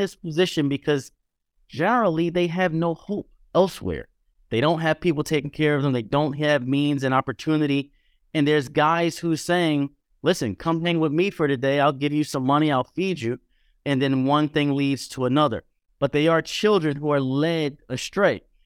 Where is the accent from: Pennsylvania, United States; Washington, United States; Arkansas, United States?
Pennsylvania, United States; Philadelphia; now in New York, United States; I grew up in Philadelphia, but I've been in New York a long time